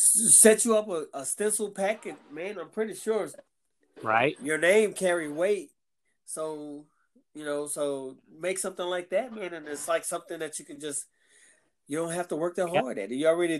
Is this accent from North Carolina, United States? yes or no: no; Galveston, Texas, United States; The guy from number 13 is from Galveston, where I'm from.